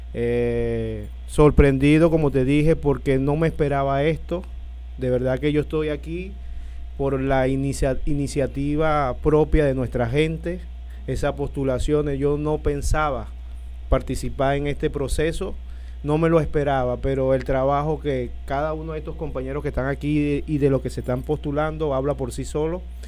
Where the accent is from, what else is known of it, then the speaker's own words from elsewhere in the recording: Anaco, Anzoátegui, Venezuela; yo soy eh, no, no, oriundo de allá, pero mi familia toda está en, Caracas, yo soy de aquí de Anaco